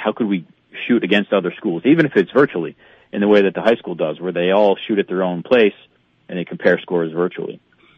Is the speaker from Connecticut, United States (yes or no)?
yes; Connecticut, United States; now in Bemidji, United States; I came from Connecticut where, you know, where they don't necessarily have the same outlook on hunting and fishing and stuff like that.